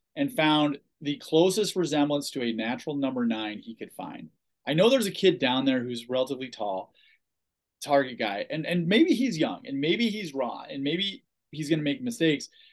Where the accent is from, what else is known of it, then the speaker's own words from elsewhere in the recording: Ohio, United States; I'm from Ohio